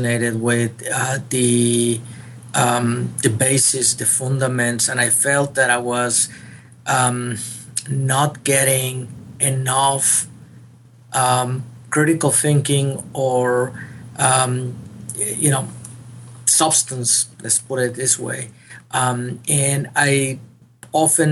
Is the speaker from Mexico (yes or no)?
yes; Monterrey, Nuevo León, Mexico; moved away as an adult; now in San Antonio, United States; I did my medical school in my hometown. I was born in Monterrey, Mexico